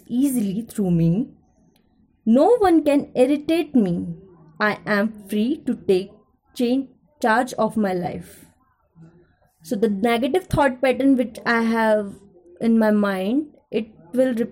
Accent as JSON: {"language": "English", "town": "Ghaziabad", "region": "Uttar Pradesh", "country": "India", "said": "I am from Ghaziabad"}